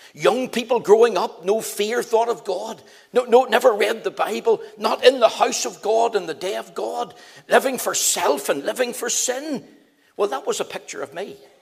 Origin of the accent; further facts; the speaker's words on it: Belfast, Northern Ireland, United Kingdom; also born or lived in Magherafelt / Drummadraw / Coleraine; I was taken to live in Albana Street in Belfast. Having lived there for a number of years as a boy